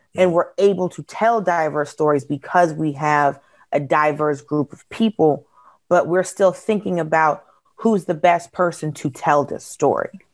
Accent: Georgia, United States; born or raised there

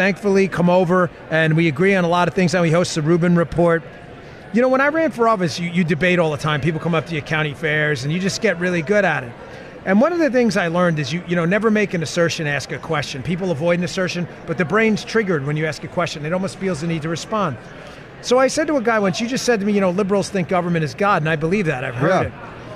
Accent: New York, United States; I grew up in New York

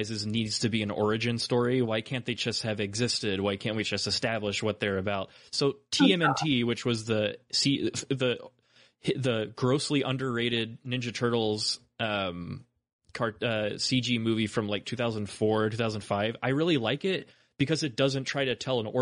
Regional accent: Texas, United States; we're from Texas

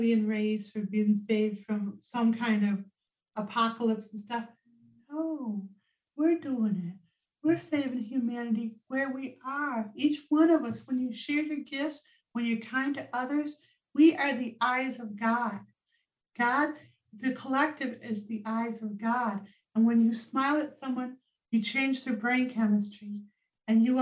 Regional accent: Rochester, New York, United States; also born or lived in Vermont; my hometown, Rochester, New York

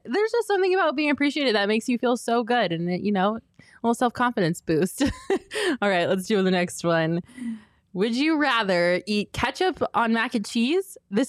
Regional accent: Colorado, United States; now in Phoenix, United States; I'm a Colorado girl. I'm from Colorado.

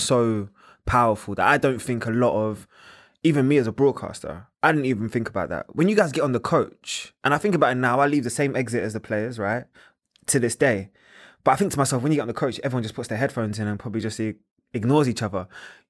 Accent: London, United Kingdom; I'm from North London, so yeah.

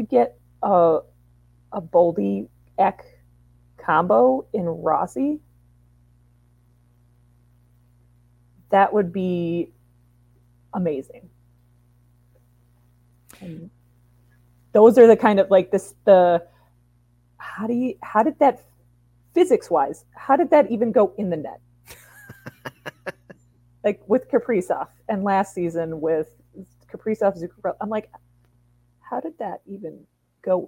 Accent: Wisconsin, United States; moved away; I grew up in Wisconsin

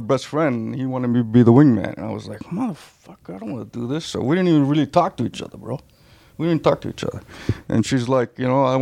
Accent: Toronto, Ontario, Canada; I'm home. I'm from Toronto

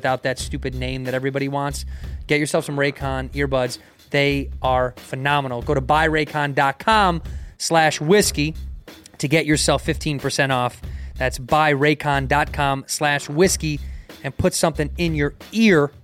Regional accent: Chicago, Illinois, United States; I grew up in Chicago in that era

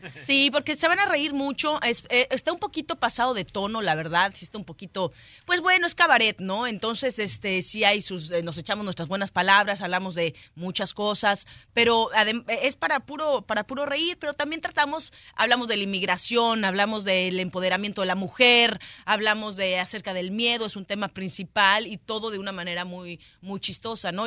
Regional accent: Mexico; now in Los Angeles, United States; Yo siendo mexicana, viviendo acá en Los Ángeles desde hace tanto tiempo

